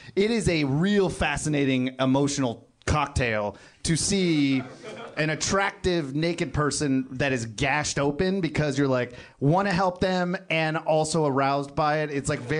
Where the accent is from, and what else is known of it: Lodi, California, United States; born or raised there; also born or lived in Kenya